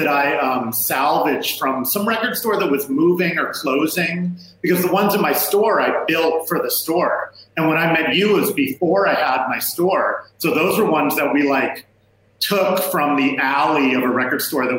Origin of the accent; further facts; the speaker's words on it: Seattle, Washington, United States; I grew up on Broadway, basically. I grew up on the north end of Broadway.